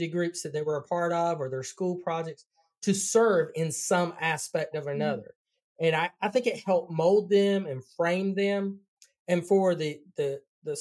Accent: North Carolina, United States; accent: Southern; I'm from North Carolina

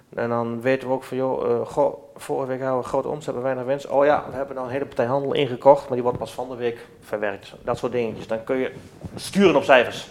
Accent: Netherlands; wij zijn zelf ook Nederlanders

